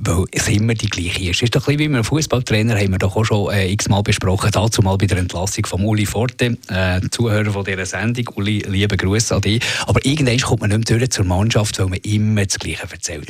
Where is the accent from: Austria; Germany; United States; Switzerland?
Switzerland; Eglisau, Zurich; bei uns in Neglisau im Zürcher Unterland